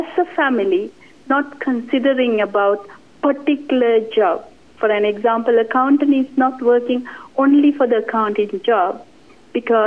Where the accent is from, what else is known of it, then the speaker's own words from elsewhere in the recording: Sri Lanka; now in New Zealand; I'm originally from Sri Lanka.